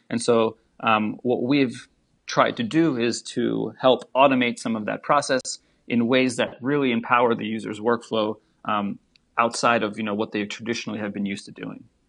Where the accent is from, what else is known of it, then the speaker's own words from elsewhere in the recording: Saint Petersburg, Russia; also born or lived in United States; now in Washington, D.C., United States; originally, I, I was born in Saint Petersburg in Russia, and then we immigrated over to the U S